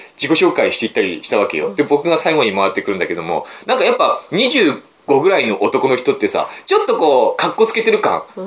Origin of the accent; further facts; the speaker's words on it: Aomori, Japan; 地元の、僕の実家の町